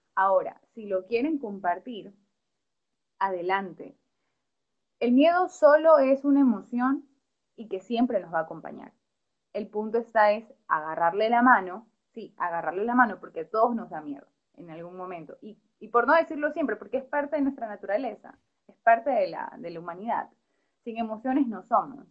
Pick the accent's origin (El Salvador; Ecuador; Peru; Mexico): Ecuador; como autores ecuatorianos